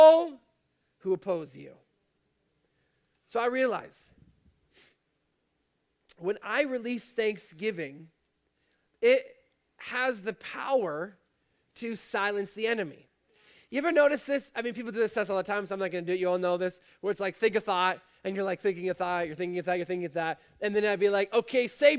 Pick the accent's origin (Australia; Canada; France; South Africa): Canada; Fort Erie, Ontario; I'm from Fort Erie